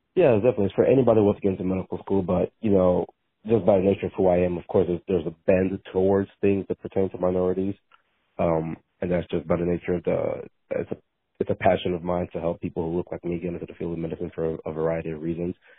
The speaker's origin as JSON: {"language": "English", "town": "League City", "region": "Texas", "country": "United States", "tie": "born or raised there", "said": "I grew up League City, Texas. So League City, Texas is outside of Houston."}